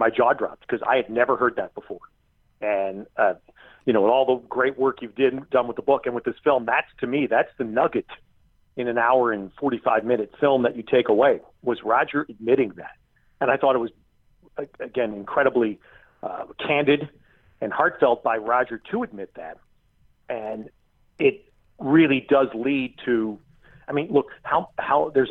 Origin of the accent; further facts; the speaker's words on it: New York, United States; I grew up in New York and just outside New York City